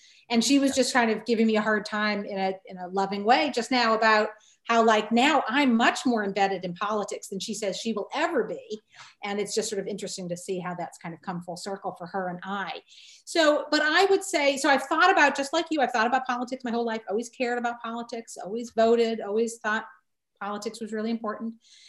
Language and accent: English; Needham, Massachusetts, United States; also born or lived in Southern New Hampshire / New York City; now in Utica, United States; I was raised in Needham, Massachusetts, which is one of the immediate Western suburbs of Boston. So Needham, Newton, Wellesley. Mm-hmm. I was raised in Needham, but spent all my summers actually in New Hampshire, in Southern New Hampshire, where I have on both sides of my family, I have long-term connections.